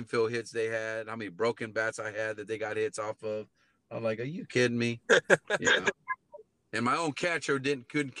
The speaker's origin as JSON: {"language": "English", "town": "Robstown", "region": "Texas", "country": "United States", "tie": "born or raised there", "moved": "yes", "said": "I end up going to play independent ball at Robstown, my hometown"}